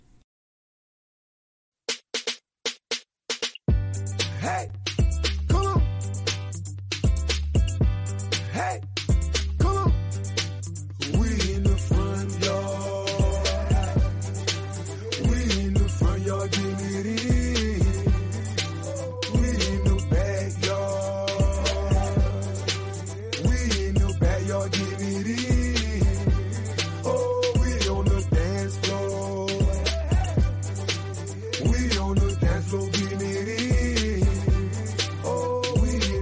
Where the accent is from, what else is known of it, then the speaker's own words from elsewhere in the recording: Orangeburg, South Carolina, United States; my hometown of Orangeburg